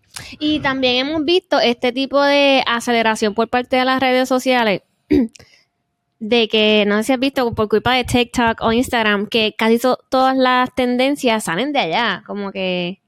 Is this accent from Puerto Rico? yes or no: yes; Puerto Rico; moved away; also born or lived in Korea; cuando uno es viviendo desde pequeño, uno como puertorriqueño